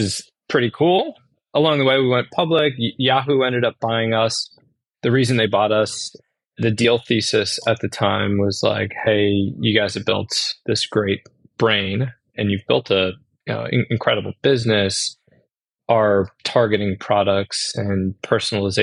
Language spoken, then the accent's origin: English; Worcester, Massachusetts, United States; moved away as an adult; also born or lived in Syracuse, New York; I grew up in Worcester, Massachusetts